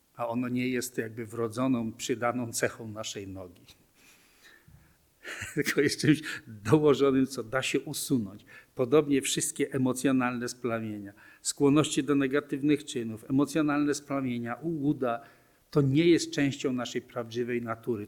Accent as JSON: {"language": "Polish", "country": "Poland", "tie": "born or raised there", "said": "urodziłem się w Polsce, w męskim ciele"}